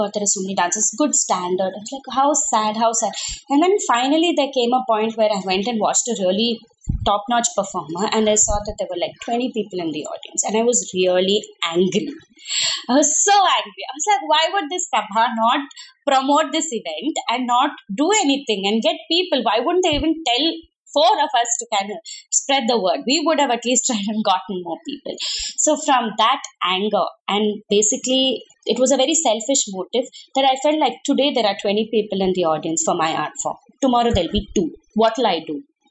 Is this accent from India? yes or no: yes; Bangalore, Karnataka, India; moved away as an adult; now in Mumbai, India; I come from Bangalore, where my college, there are like 5,000 girls and everybody knows everybody